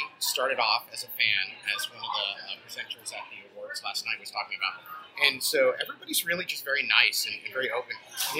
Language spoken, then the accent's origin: English; Seattle, Washington, United States; I'm from Seattle.